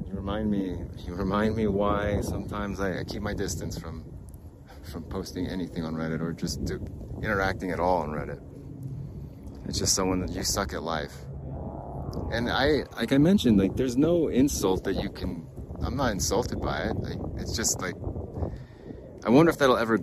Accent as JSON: {"language": "English", "region": "Arizona", "country": "United States", "tie": "born or raised there", "moved": "yes", "lives_now": "Utah, United States", "said": "Growing up in Arizona, I moved to Utah for the fishing and for the weather"}